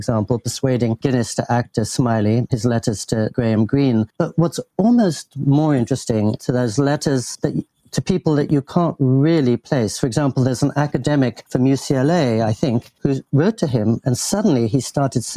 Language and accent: English; England, United Kingdom; I grew up in England and in the heart of establishment England